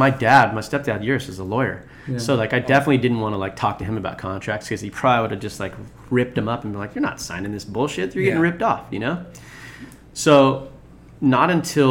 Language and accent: English; Rossmoor, California, United States; these two twins that I grew up with in Rossmore